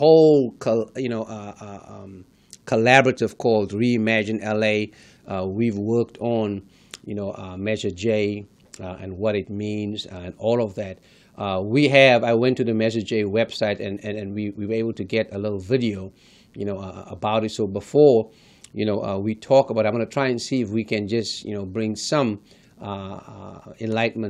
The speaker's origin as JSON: {"language": "English", "country": "South Africa", "tie": "born or raised there", "moved": "yes", "said": "one was born and raised in South Africa"}